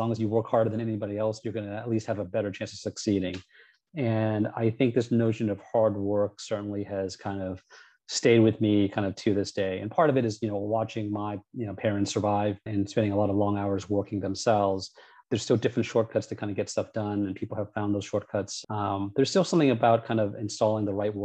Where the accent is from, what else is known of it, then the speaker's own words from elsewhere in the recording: Cupertino, California, United States; also born or lived in San Rafael / Sunnyvale / San Jose; Cupertino, which is where kind of I was born and raised for the most part